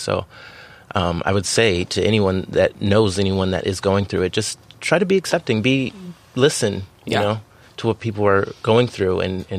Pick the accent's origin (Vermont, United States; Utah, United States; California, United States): California, United States; San Diego; I'm from beautiful San Diego, California, and I couldn't ask for a better place to be raised.